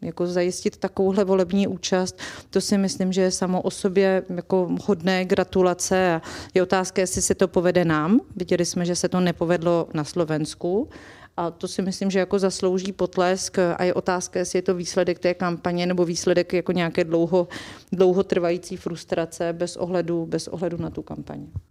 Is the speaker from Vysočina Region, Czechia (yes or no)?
yes; Vysočina Region, Czechia; já jsem z Vysočiny